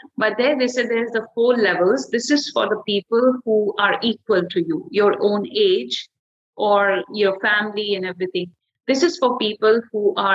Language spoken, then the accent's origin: English; India; I'm already from India